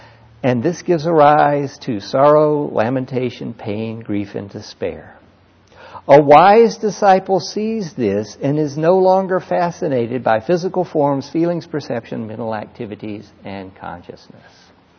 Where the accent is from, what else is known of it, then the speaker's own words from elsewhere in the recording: California, United States; also born or lived in Mississippi; I'm a Californian. Right? I'm an ex-Mississippian.